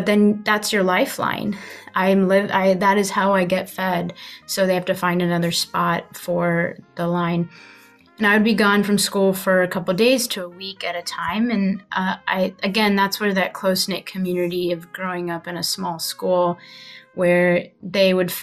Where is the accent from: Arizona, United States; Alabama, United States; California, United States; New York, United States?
Alabama, United States; Huntsville; I was born in Huntsville